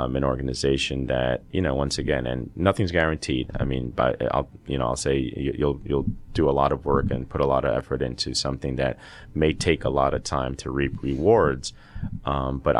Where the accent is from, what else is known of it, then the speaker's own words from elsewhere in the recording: the Northeast, the New York area, United States; moved away as an adult; also born or lived in Peru / Boston, United States; now in Georgia, United States; So, I was born in Peru. Immigrated here to the States at the age of 5. Grew up in the Northeast, the New York area